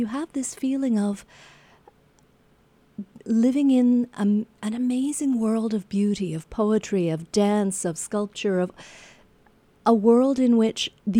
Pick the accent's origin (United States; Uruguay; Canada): Canada; As a Canadian researching this